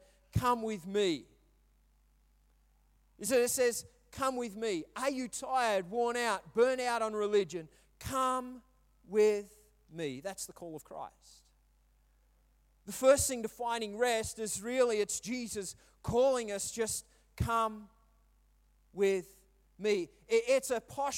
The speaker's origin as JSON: {"language": "English", "town": "Brisbane", "region": "Queensland", "country": "Australia", "tie": "born or raised there", "also_born_or_lived": "Melbourne", "said": "I was moving from Melbourne to Brisbane again to find my feet"}